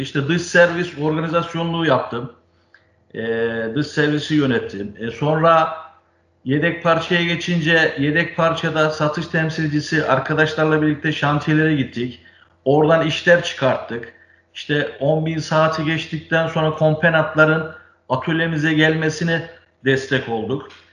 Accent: Ankara, Turkey; 1968 Ankara doğumluyum.

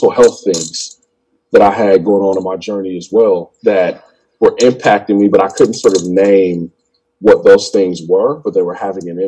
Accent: Chicago, Illinois, United States; grew up on the south side in Englewood. And actually, my school where I'm at right now. Um, when I was born in Chicago, like the apartment that I lived with my mom and dad is like less than five minutes from my school

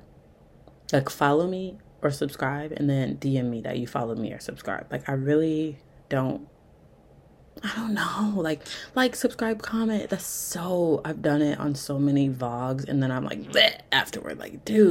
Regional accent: Milwaukee, Wisconsin, United States; I'm from Milwaukee

